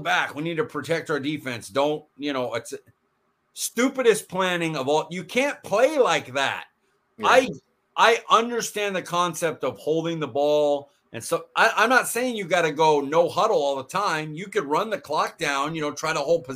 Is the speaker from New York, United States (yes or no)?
no; Fresno, California, United States; I'm from Fresno